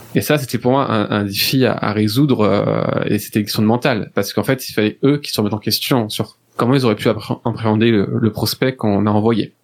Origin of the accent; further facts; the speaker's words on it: France; je suis français